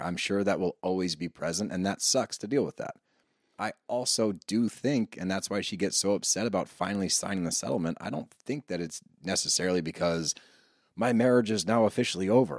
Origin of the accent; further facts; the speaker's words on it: Philadelphia, Pennsylvania, United States; we grew up around Philly